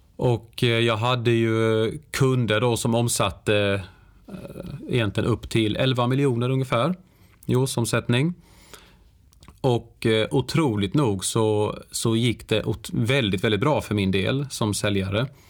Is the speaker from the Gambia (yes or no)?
no; Värnamo, Jönköping County, Sweden; moved away; jag är ju född och uppvuxen i, i Värnamo, en väldigt liten stad i, i Småland där jag då bodde i 30 års tid